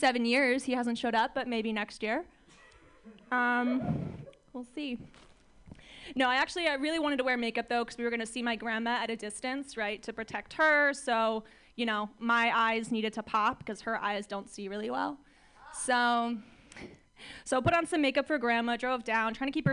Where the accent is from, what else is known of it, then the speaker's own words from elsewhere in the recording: Orange County, California, United States; I'm from Orange County, California.